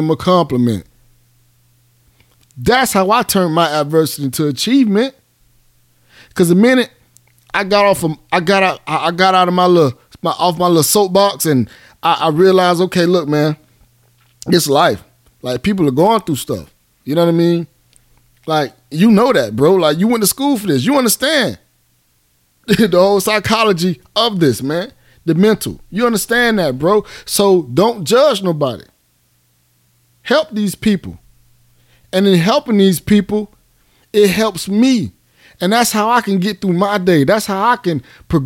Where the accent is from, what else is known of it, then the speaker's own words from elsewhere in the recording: Miami, Florida, United States; now in Atlanta, United States; I'm from Miami. I'm from Goose. I made it out.